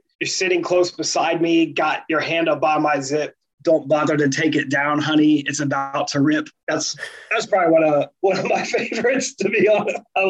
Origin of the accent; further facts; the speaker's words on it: Ohio, United States; Oh, well, I'm from Ohio too.